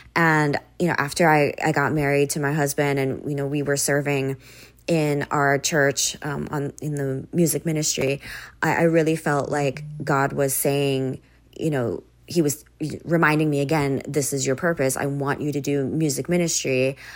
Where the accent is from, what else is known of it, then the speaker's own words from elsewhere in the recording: Oahu, Hawaii, United States; also born or lived in Maui, Hawaii / Japan; I was born on the island of Maui, but I spent most of my time growing up on the island of Oahu, um, which is where Honolulu and Waikiki are